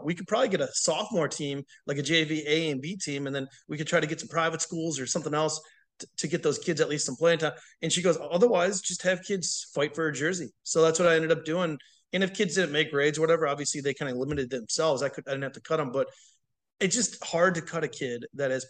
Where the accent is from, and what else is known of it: Waukesha, Wisconsin, United States; born or raised there; moved away as an adult; also born or lived in Texas; now in La Vergne, United States